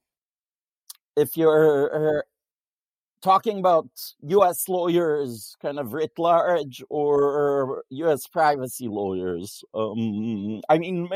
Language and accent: English; Israel; moved away; I come from Israel